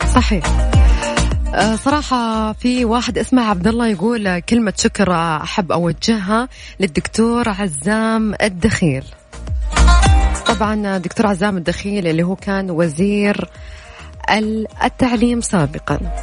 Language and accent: Arabic; Riyadh, Riyadh Province, Saudi Arabia; احنا عندنا في الرياض